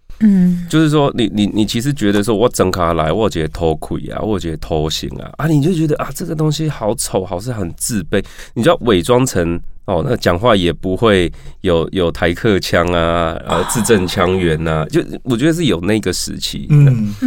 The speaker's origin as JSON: {"language": "Chinese", "region": "Chiayi", "country": "Taiwan", "tie": "born or raised there", "said": "因为在嘉义长大嘛，嘉义小孩，"}